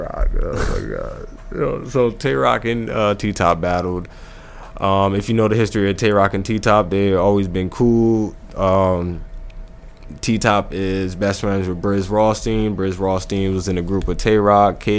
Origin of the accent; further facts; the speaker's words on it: New Jersey, United States; It's Jersey. I'm from Jersey